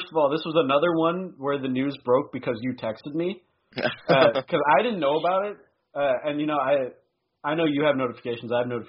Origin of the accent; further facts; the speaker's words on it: Midwest, United States; also born or lived in Montana; now in Washington, United States; I was born in the Midwest. I have that Midwest blood in me, and I spent a year in Montana.